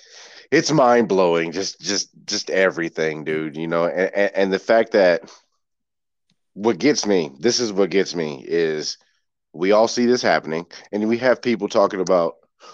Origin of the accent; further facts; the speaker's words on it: Georgia, United States; I'm originally from Georgia. I was born in Georgia. And my dad still lives down there.